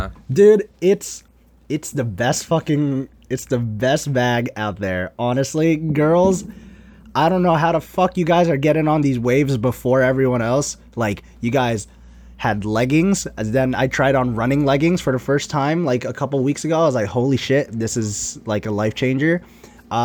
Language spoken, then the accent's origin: English; Kuwait; born there; I was born in Kuwait. So like I was born in the Middle East.